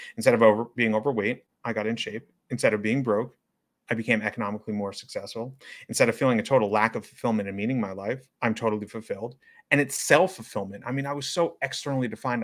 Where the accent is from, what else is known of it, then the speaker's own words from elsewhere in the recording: New York City, New York, United States; As a resident of New York City, as someone who was born and raised in New York City